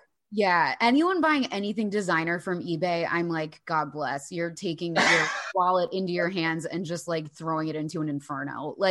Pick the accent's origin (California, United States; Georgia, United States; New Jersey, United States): New Jersey, United States; Jersey Shore; accent: Jersey; I grew up on the Jersey Shore